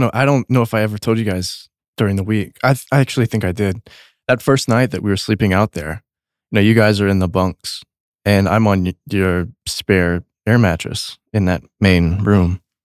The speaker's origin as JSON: {"language": "English", "region": "Texas", "country": "United States", "tie": "born or raised there", "said": "I grew up in Texas"}